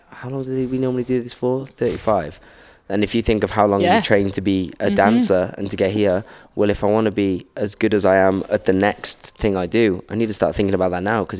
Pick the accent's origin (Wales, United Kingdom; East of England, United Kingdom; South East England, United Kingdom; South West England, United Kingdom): Wales, United Kingdom; I'm a straight male from Wales who's 5'8".